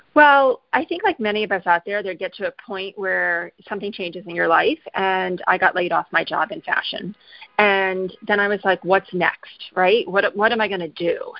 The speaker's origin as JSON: {"language": "English", "region": "Midwest", "country": "United States", "tie": "born or raised there", "moved": "as an adult", "said": "I grew up in the Midwest"}